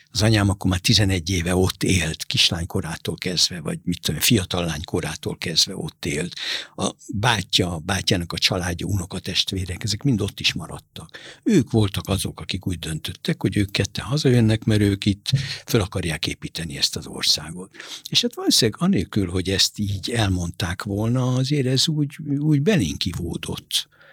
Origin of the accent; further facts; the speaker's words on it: Budapest, Hungary; also born or lived in Buenos Aires, Argentina / Beirut, Lebanon; De nekünk meg a Pani nővéremmel mi itt nőttünk föl